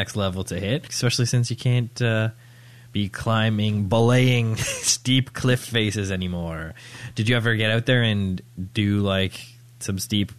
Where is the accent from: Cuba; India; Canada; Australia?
Canada; also born or lived in Toronto; I'm talking about Canada. I'm talking about my home country.